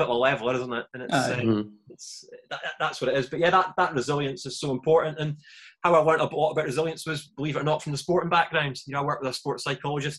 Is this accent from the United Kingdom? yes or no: yes; Scotland, United Kingdom; moved away as an adult; now in England; a Scottish guy